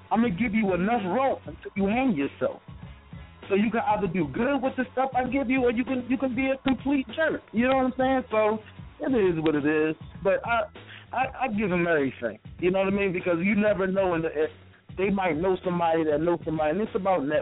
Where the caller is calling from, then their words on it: Philadelphia, Pennsylvania, United States; I'm calling from Philly.